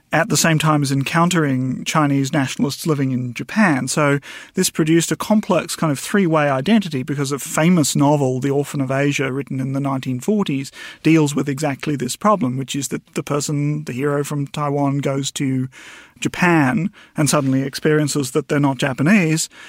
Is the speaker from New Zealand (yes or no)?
yes; New Zealand; as a New Zealander